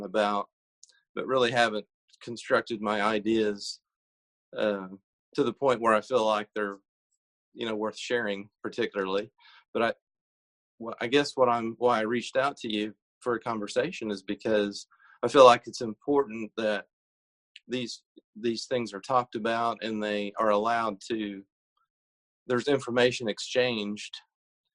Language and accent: English; southern Illinois, United States; I'm from Illinois, but the southern part of the state. So sort of in a rural area in Illinois